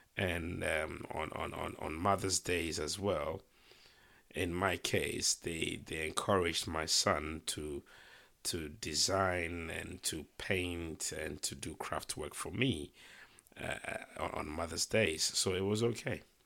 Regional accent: Ghana; moved away as an adult; now in United Kingdom; I was born in Ghana. I lived in Ghana until, um, my early twenties. I moved to the U K to study

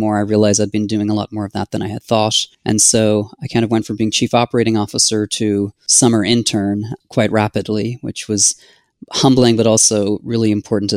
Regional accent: Ireland; moved away as an adult; also born or lived in San Diego; now in United States; I'm originally from Ireland.

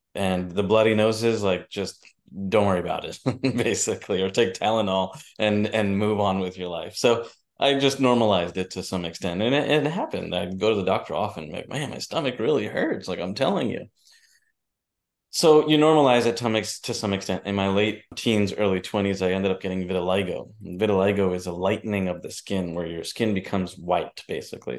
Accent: United States; my parents are from India. I grew up in New Jersey, New York

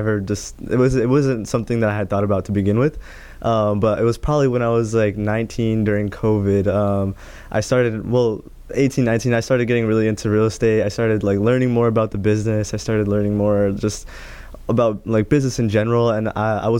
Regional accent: Greenwood, Indiana, United States; also born or lived in San Francisco, California; we moved here back in 07 in Greenwood. So now I'm here in Indiana. That's where I grew up

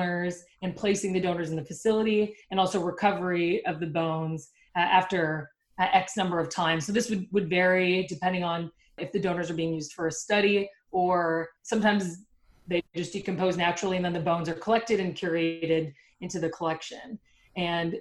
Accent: Canada; moved away; I'm from Canada

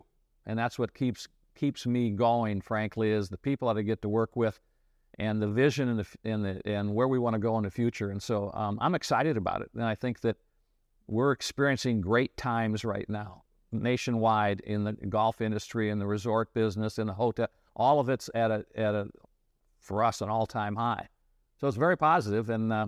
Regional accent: Illinois, United States; I grew up in the Midwest in Illinois, went to a small state school in Illinois, graduated from there, met my wife there.

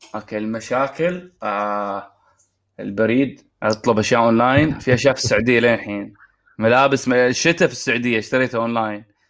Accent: Oman; now in Saudi Arabia; في عمان

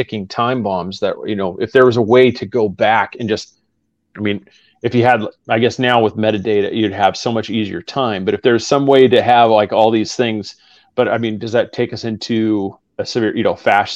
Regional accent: Oregon, United States; now in Florida, United States; I grew up in Oregon

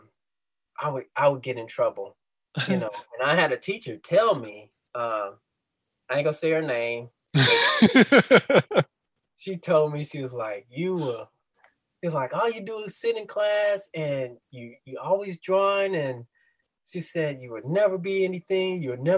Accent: Dayton, Ohio, United States; moved away as an adult; also born or lived in San Antonio, Texas / Cincinnati, Ohio; now in St. Louis, United States; I'm originally from Dayton, Ohio, okay. Born and raised

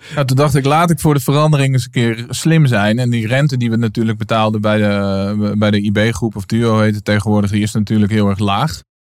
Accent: Naarden, North Holland, Netherlands; ik ben opgegroeid in, eh, in midden, Midden-Nederland. Ik kom uit Naarden, een klein plaatsje in het Gooi

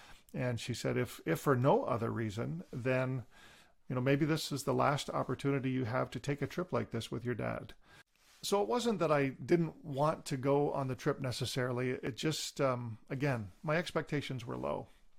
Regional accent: Deseronto, Ontario, Canada; I was born and raised in Deseronto, Ontario, which is near kind of the Belleville area, eastern Ontario, on a First Nations reserve.

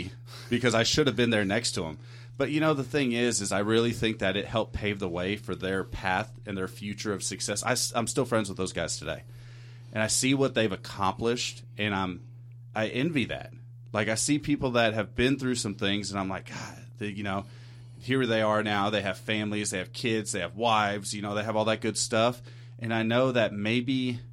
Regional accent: San Diego, California, United States; I grew up in San Diego

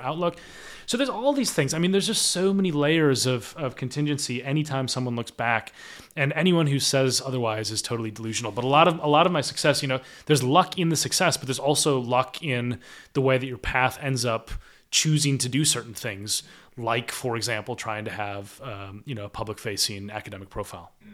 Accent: United States; moved away as an adult; now in United Kingdom; an American living in the U K

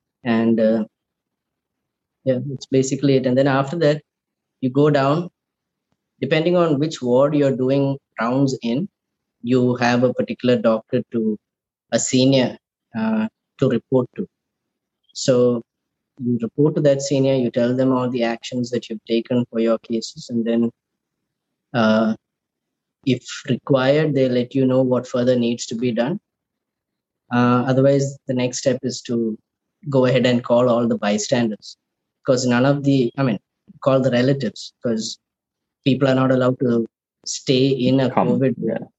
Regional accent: Kuwait; Born and raised in Kuwait. I was there during the Gulf War. We lived in Kuwait for another 2 months after Iraq had invaded Kuwait.

